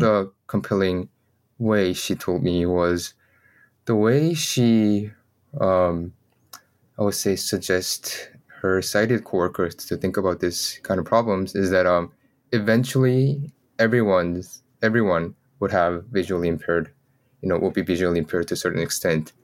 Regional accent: South Korea; I was born in Korea

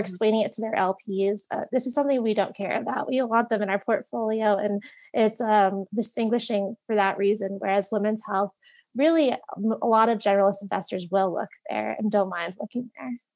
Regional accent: Long Valley, New Jersey, United States; also born or lived in Virginia / New York City; I'm from Long Valley, New Jersey, uh, a little over an hour outside of New York City

